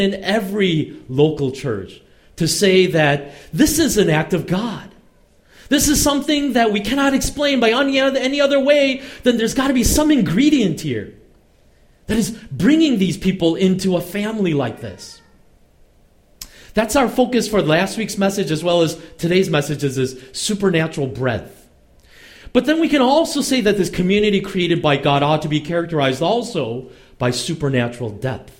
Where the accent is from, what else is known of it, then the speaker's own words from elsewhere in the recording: United States; I grew up in America